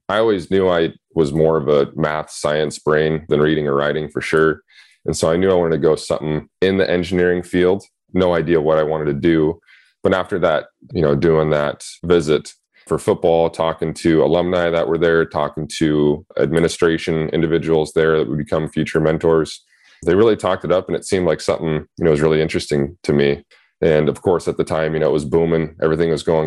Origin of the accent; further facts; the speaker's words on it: just north of Spokane, Washington, United States; moved away; I grew up just north of Spokane, Washington. So on the eastern side of the state